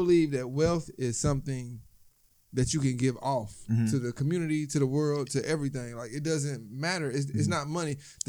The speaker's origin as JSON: {"language": "English", "town": "Indianapolis", "region": "Indiana", "country": "United States", "said": "I'm from Howellville 46222."}